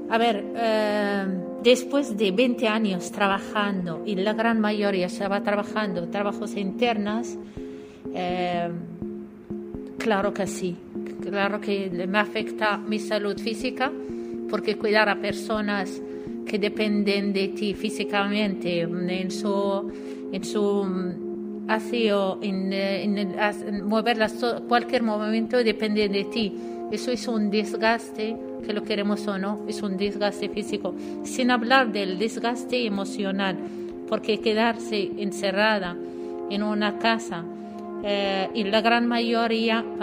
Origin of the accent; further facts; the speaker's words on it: Morocco; Spanish is a second language; moved away as an adult; now in Spain; soy marroquí. Yo la verdad que vine para escaparme de la eh, represión social.